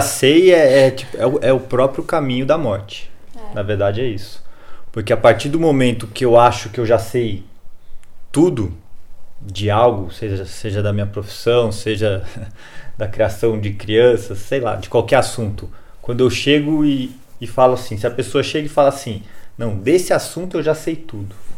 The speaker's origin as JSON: {"language": "Portuguese", "town": "Jundiaí", "region": "São Paulo", "country": "Brazil", "said": "Que eu sou de Jundiaí também, uma terra muito boa"}